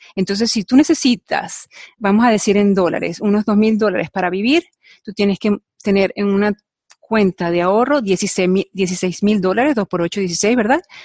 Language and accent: Spanish; Venezuela; moved away as an adult; now in United States; Yo vengo de Venezuela donde agradezco que se haya hecho un poco más difícil, o sea, bueno, yo salí de Venezuela hace 20 años